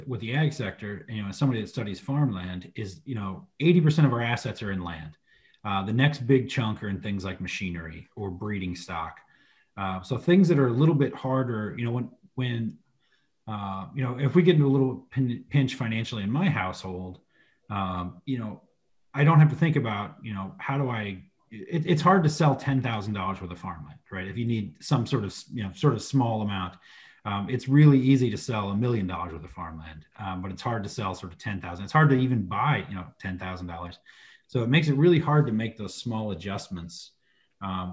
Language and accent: English; Southern Missouri, United States; where I grew up in Southern Missouri